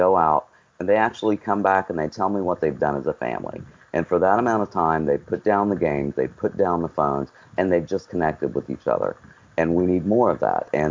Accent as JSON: {"language": "English", "region": "West Virginia", "country": "United States", "tie": "born or raised there", "moved": "yes", "lives_now": "Surf City, United States", "said": "my home state of West Virginia."}